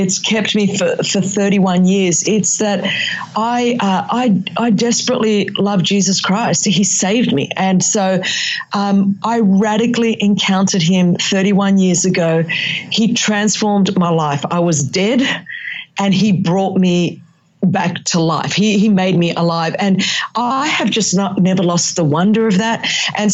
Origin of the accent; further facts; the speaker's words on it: Australia; accent: Australian; first language Greek; English is a second language; it's my Australian accent, but you know, it's, but I do speak, Greek is my first language.